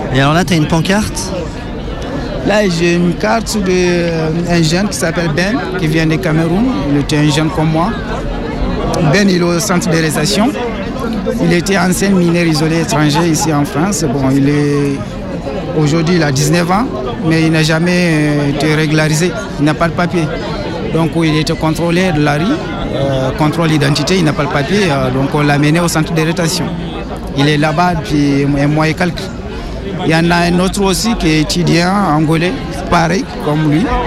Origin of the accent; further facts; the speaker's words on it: Gao Region, Mali; moved away as an adult; Je viens de la région de Gao, au nord du Mali